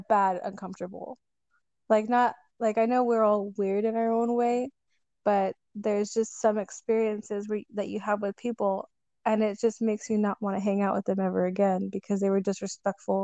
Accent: Edinburg, Texas, United States; I'm from Edinburgh, Texas

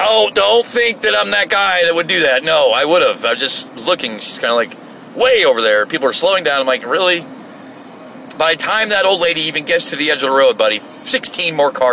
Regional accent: United States; I'm an American

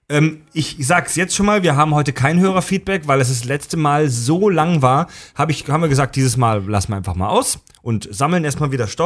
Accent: Germany; Wir als Deutsche

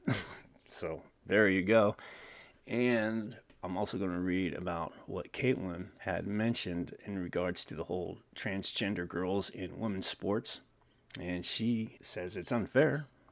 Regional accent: California, United States; also born or lived in Newark, California / Otay Mesa, San Diego, California; one of you is in my hometown where I'm at right now

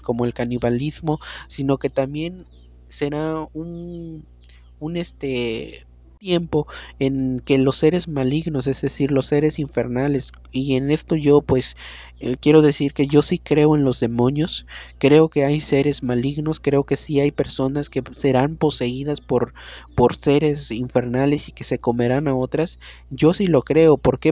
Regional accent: Mexico; also born or lived in San Luis Potosí; ahorita en mi país, que es México

